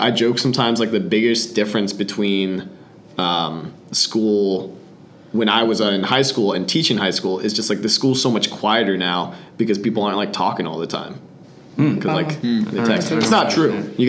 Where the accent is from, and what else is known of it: United States; born or raised there